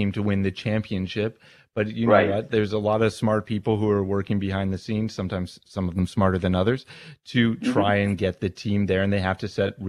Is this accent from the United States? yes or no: no; Richmond Hill, Ontario, Canada; also born or lived in Toronto; I grew up in Richmond Hill, but now I've moved even further north